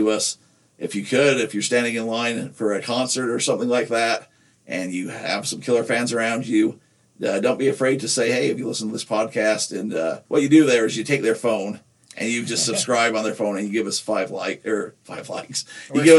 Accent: Nephi, Utah, United States; I'm from Juab High School. I can say that because I'm from there.

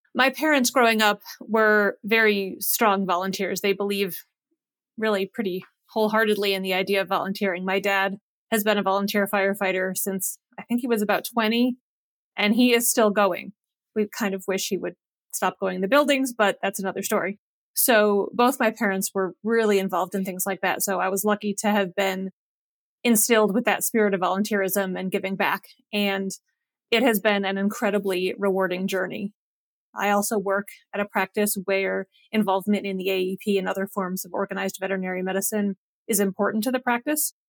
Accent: Western New York, United States; moved away as an adult; also born or lived in New Hampshire / Ithaca, New York; now in Kentucky, United States; I'm originally from Western New York

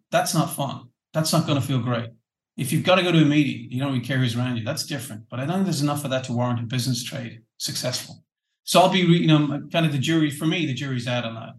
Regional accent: Ireland; being the Irish guy

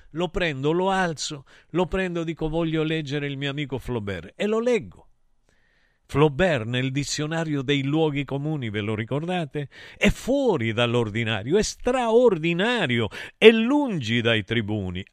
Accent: Calabria, Italy; parlo della mia Calabria, io la considero una nazione

